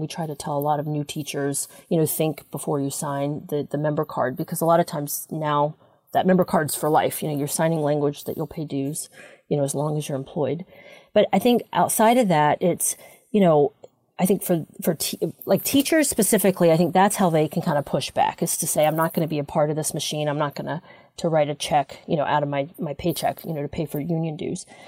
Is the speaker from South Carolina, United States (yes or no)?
yes; South Carolina, United States; moved away; also born or lived in California; I, I worked for many years in California, but I was raised in South Carolina